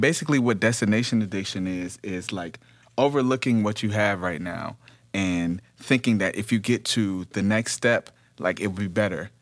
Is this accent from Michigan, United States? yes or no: yes; Detroit, Michigan, United States; now in Los Angeles, United States; I'm originally from Detroit.